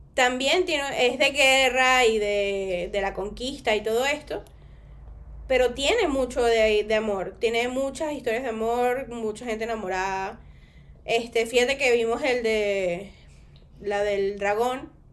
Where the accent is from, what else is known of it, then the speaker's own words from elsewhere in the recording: Venezuela; now in Spain; yo soy venezolana